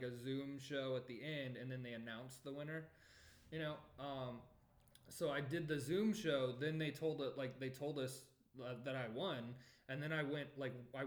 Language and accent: English; Florida, United States; I was from Florida